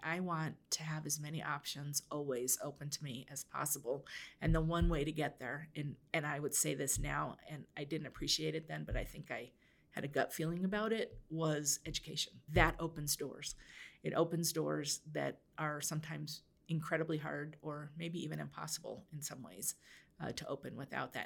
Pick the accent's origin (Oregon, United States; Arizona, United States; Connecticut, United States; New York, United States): Oregon, United States; I grew up in Oregon